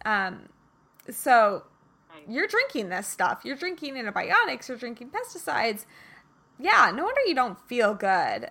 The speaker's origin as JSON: {"language": "English", "region": "Kansas", "country": "United States", "moved": "yes", "said": "I'm originally from Kansas"}